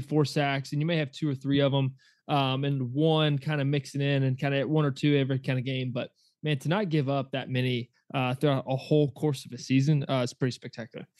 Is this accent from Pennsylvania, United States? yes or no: no; Georgia, United States; growing up in Georgia